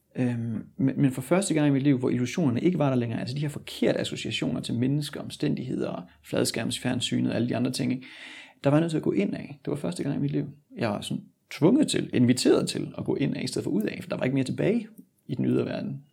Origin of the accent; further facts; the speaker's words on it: Sønderborg, Southern Denmark, Denmark; moved away as an adult; Jeg er født og opvokset i Sønderborg, og forlod Danmark